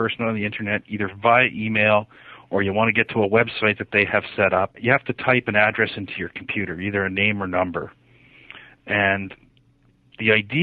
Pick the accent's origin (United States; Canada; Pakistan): Canada; I'm Canadian